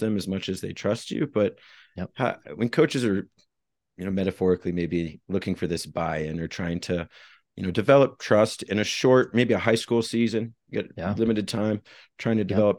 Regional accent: Midwest, United States; I grew up in the Midwest

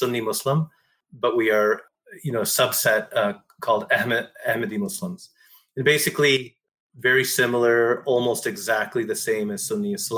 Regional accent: Ontario, Canada; I was born here in Canada.

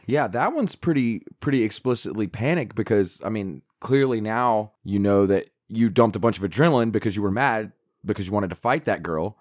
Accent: Appalachia, United States; we're Appalachian

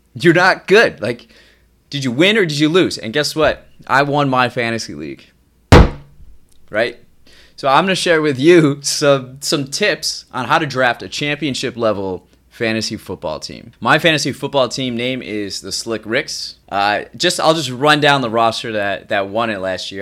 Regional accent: Midwest, United States; I grew up in the Midwest, and here, sports are a big deal.

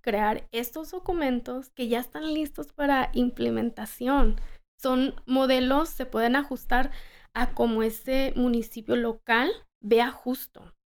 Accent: Los Angeles, California, United States; also born or lived in Colorado; regresar a Los Ángeles y desarrollar pues de donde soy

